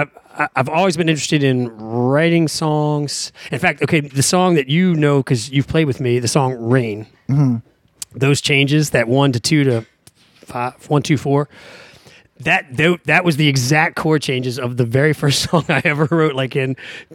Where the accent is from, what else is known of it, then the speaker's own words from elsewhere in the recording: Washington, District of Columbia, United States; moved away as an adult; now in New Orleans, United States; I grew up in Washington, D.C.